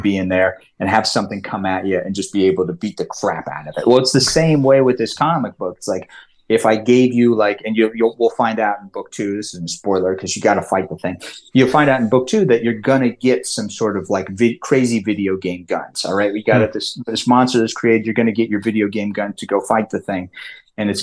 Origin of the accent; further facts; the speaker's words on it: Lake Tahoe, United States; accent: California; I grew up in Lake Tahoe, which if anybody oversees, it's right on the border of California and Nevada